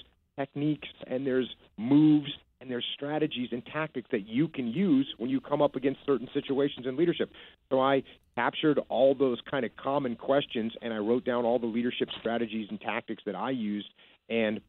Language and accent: English; East Coast, United States; I grew up on the East Coast.